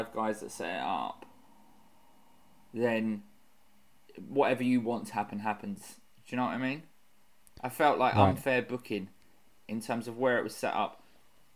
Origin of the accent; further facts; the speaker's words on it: Bexleyheath, London, United Kingdom; I'm from Bexley Heath